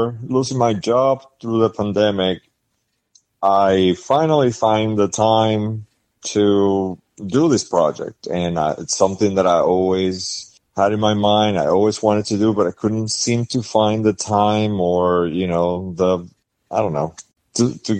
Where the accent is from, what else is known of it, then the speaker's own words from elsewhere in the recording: Puerto Rico; now in United States; I was born and raised in Puerto Rico, so it's a very macho culture